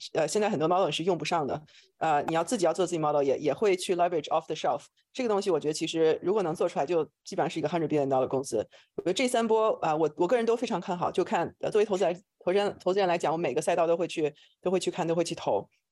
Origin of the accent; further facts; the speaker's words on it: China; moved away as an adult; also born or lived in New York / Shanghai / Silicon Valley; now in United States; 我是在中国出生，然后来美国读博士，呃，我是读的这个脑科学